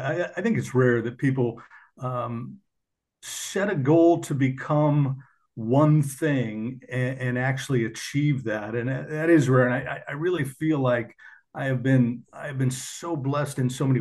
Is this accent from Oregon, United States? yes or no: yes; Portland, Oregon, United States; I grew up in Portland, Oregon